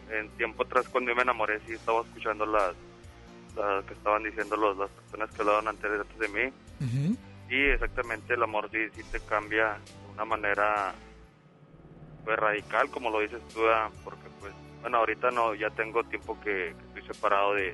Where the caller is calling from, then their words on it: Monterrey, Nuevo León, Mexico; De Monterrey.